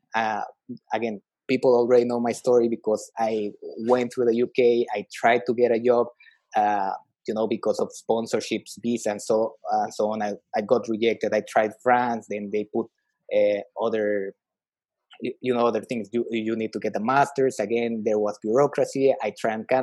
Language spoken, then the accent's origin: English; Mexico; moved away; I'm originally from Mexico